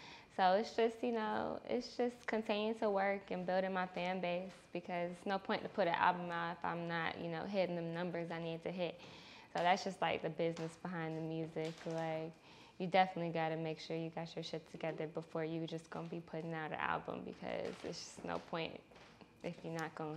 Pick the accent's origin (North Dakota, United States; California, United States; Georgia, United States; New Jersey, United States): Georgia, United States; Atlanta; I grew up in the SWAT, so Southwest Atlanta, okay. off of MLK